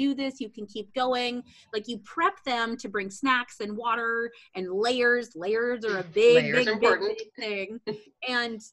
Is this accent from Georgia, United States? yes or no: no; Montana, United States; moved away; I grew up in Montana.